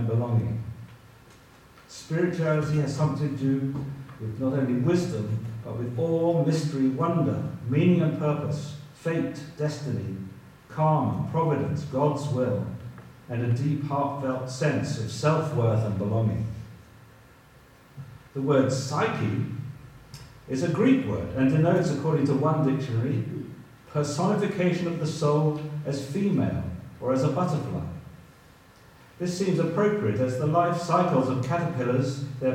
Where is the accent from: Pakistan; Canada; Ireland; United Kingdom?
United Kingdom; England; I'm an English person and an Anglican